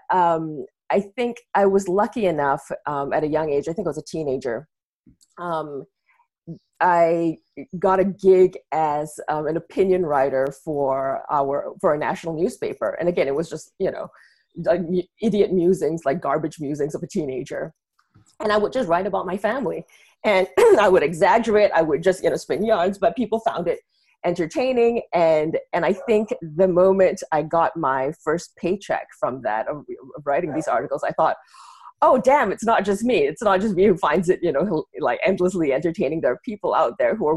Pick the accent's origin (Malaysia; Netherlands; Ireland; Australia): Malaysia; now in United States; growing up in Malaysia, even from a young age